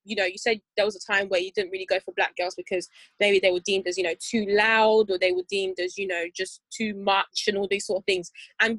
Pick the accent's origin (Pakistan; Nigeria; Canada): Nigeria; It's because we're black and we're Nigerian, for example.